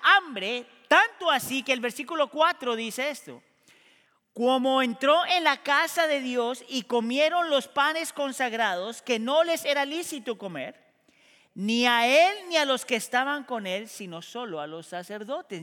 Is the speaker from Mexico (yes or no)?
no; Colombia; a mí como colombiano me pasa muchas veces. Yo soy colombiano